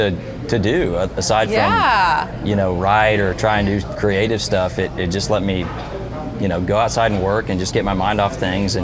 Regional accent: Weatherford, Texas, United States; now in Fort Worth, United States; I grew up in Weatherford, but I live in Fort Worth

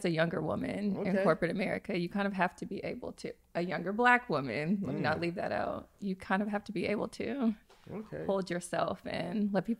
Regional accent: Memphis, Tennessee, United States; moved away as an adult; now in Dallas, United States; also obviously from Memphis. I've been in Dallas for about 3.5 years now. Moved for work

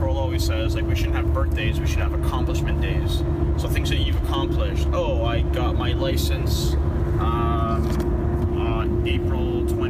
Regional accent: Mississauga, Ontario, Canada; No. And I said, no, Mississauga.

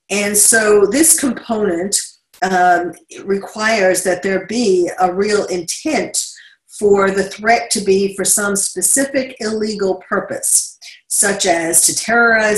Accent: New York, United States; now in California, United States; my home state is New York. I am a New Yorker, born and bred through and through, but living in California

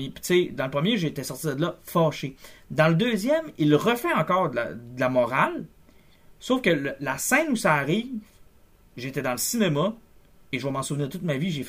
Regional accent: Canada; Je suis Canadien.

